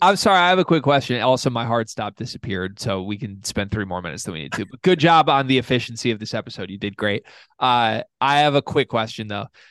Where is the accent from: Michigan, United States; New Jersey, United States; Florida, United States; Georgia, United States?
Michigan, United States; Lansing; moved away as an adult; now in Kalamazoo, United States; I grew up in Lansing the whole time, went to college in East Lansing